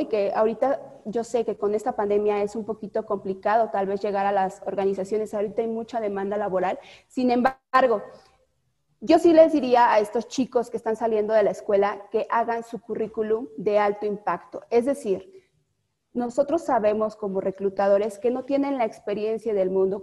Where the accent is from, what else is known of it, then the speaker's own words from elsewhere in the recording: Mexico; somos mexicanos